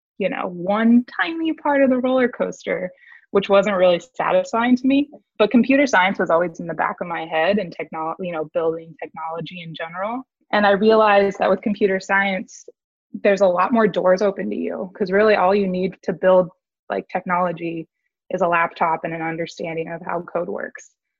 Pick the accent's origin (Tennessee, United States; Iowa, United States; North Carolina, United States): Iowa, United States; Des Moines; moved away as an adult; also born or lived in St. Louis / Chicago; now in Austin, United States; I grew up in Des Moines, Iowa